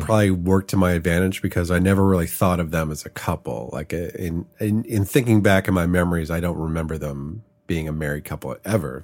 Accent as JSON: {"language": "English", "town": "Chicago", "region": "Illinois", "country": "United States", "tie": "born or raised there", "also_born_or_lived": "San Francisco", "moved": "as an adult", "lives_now": "Los Angeles, United States", "said": "moved to Chicago when I was five. So I grew up in Chicago. I lived there for thirty-three years."}